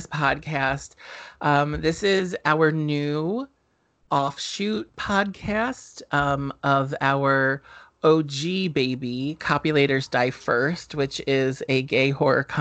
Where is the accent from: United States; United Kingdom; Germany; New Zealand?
United States; New Jersey; we grew up in New Jersey